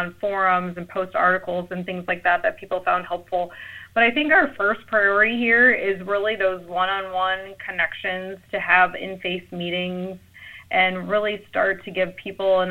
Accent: St. Louis, Missouri, United States; I'm from the St. Louis area

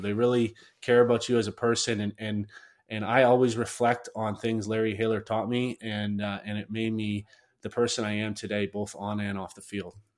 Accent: Chatham, Ontario, Canada; I grew up in in Chatham, a, a, pretty small town

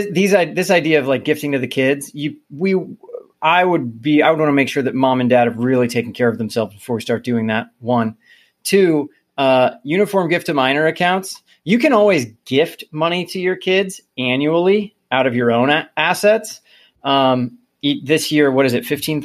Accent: Midwest, United States; I'm from the Midwest.

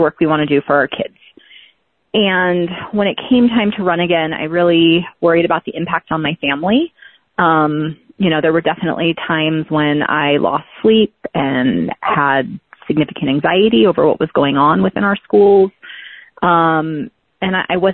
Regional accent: Fallbrook, California, United States; moved away as an adult; also born or lived in Los Angeles, California; now in Bend, United States; I grew up in Southern California in a little town called Fallbrook

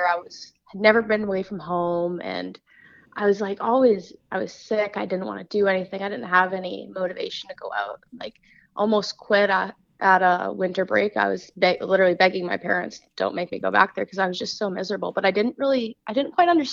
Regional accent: Vancouver, British Columbia, Canada; also born or lived in Ohio; I'm from Vancouver, BC, up in Canada. So I've born and raised here, lived here all my life.

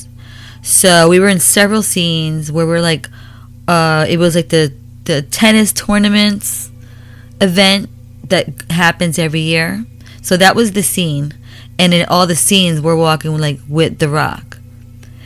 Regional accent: New York, United States; now in Florida, United States; I lived in New York for like 18 years.

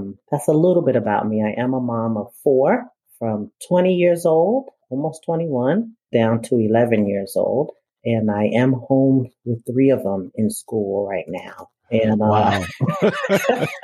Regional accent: New York City, New York, United States; I'm from Brooklyn, New York. And I think it's important for me to state that I was born and still

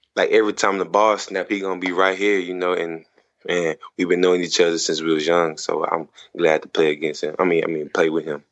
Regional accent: Texas, United States; I'm from Texas

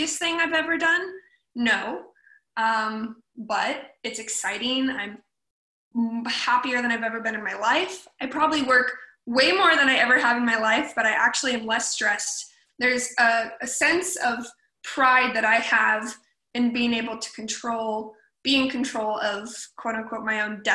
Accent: Portland, Oregon, United States; moved away as an adult; also born or lived in Los Angeles, California; now in Ventura, United States; Born and raised in Portland, Oregon, so Pacific Northwest girl at heart

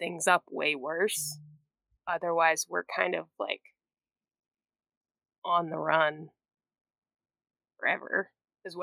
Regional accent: Massachusetts, United States; I'm also originally from Massachusetts

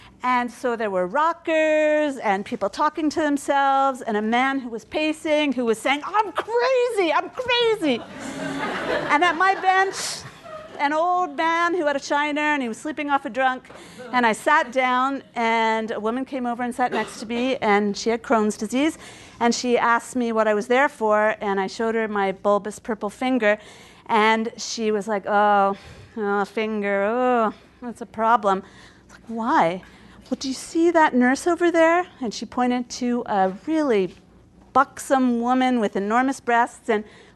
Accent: Baltimore, Maryland, United States; first language English; now in Montreal, Canada; I'm from Baltimore, Maryland

